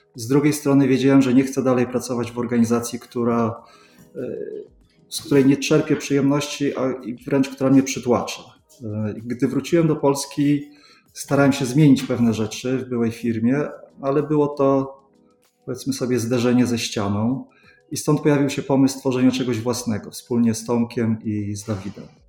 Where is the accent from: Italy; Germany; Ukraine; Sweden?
Sweden; moved away as an adult; now in Poland; Ja się wychowałem w Szwecji, tam kończyłem szkołę podstawową, studia